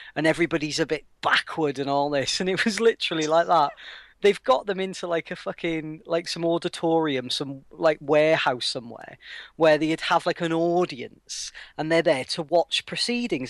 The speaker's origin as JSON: {"language": "English", "region": "Wales", "country": "United Kingdom", "said": "as a Welshman"}